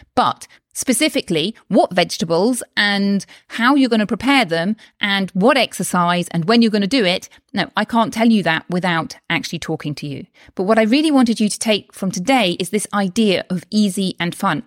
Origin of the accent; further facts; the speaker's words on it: United Kingdom; now in Spain; I'm from the U K, which you may be able to tell from my accent